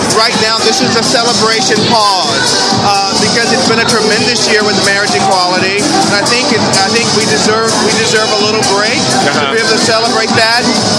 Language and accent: English; North Carolina, United States; now in California, United States; No, I'm not originally. I'm originally from North Carolina. I've been in California now for 10 years.